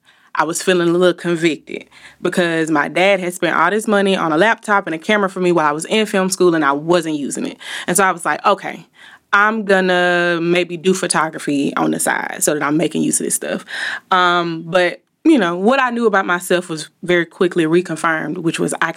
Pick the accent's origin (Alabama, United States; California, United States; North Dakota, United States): Alabama, United States; Montgomery; now in Birmingham, United States; So I currently live in Birmingham, but I am from Montgomery, the Gump, 334.